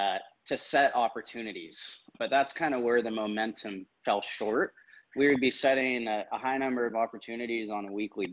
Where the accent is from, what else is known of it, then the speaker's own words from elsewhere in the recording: California, United States; Yeah, you know, it's kind of born and raised in the Bay Area, and going to school at UC Davis, I felt like I kind of never really left.